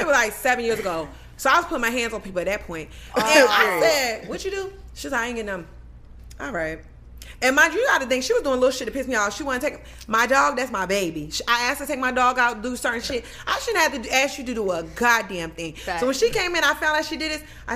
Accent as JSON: {"language": "English", "region": "Maryland", "country": "United States", "said": "I had moved her. I'm from Maryland."}